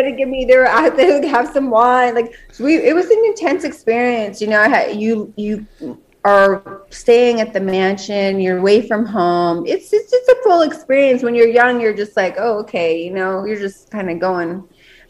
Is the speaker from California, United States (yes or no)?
no; Las Vegas, Nevada, United States; I was born and raised in Las Vegas